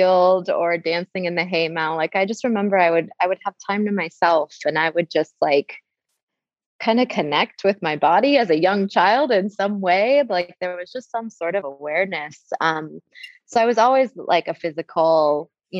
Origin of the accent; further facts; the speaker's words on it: Wisconsin, United States; moved away as an adult; also born or lived in Bay Area, California; now in San Francisco Bay Area, United States; I grew up in Wisconsin in a really small town